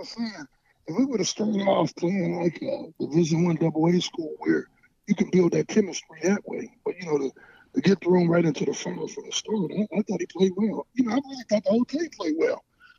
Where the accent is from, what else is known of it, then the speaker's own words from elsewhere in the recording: Pittsburgh, Pennsylvania, United States; being that I'm from the Pittsburgh area.